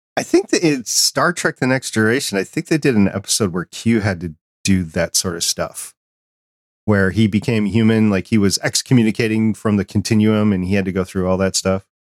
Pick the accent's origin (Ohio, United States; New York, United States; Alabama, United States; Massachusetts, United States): New York, United States; I was born in New York